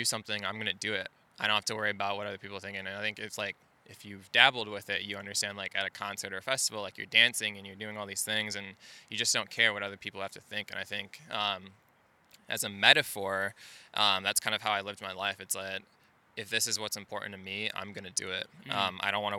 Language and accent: English; Naperville, Illinois, United States; I'm originally from suburbs of Chicago, Naperville, Illinois.